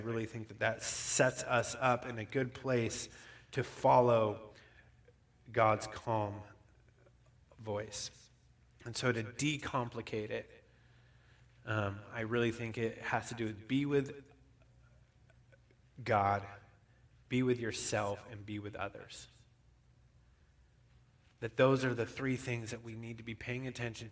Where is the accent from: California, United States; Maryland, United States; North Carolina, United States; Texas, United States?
California, United States; Bishop; also born or lived in Reno; Bishop, where I grew up